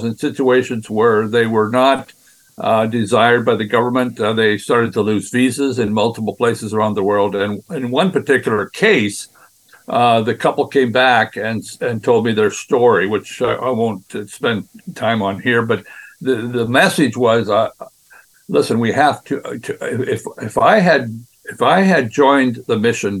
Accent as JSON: {"language": "English", "region": "Western Canada", "country": "Canada", "tie": "born or raised there", "also_born_or_lived": "Brazil", "moved": "as an adult", "said": "I grew up in Western Canada"}